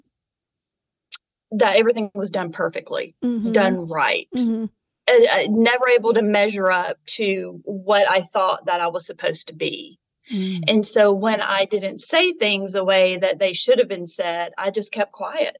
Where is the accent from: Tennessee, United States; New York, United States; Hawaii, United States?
Tennessee, United States; Nashville; I was born and raised in Nashville, Tennessee